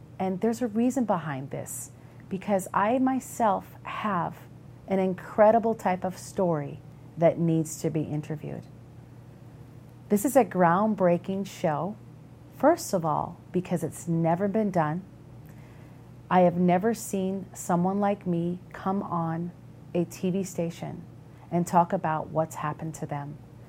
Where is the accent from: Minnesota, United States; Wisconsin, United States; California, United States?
Minnesota, United States; Minneapolis; accent: Minnesota; I'm actually from Minnesota, a Midwestern girl. They call us people in Minnesota, Minnesota nice. And if you can tell by my accent, I have my office sometimes ask me, hey, can you say posted again?